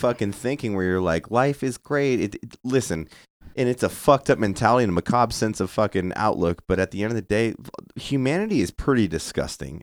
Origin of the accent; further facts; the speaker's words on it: Santa Barbara, California, United States; I'm from Santa Barbara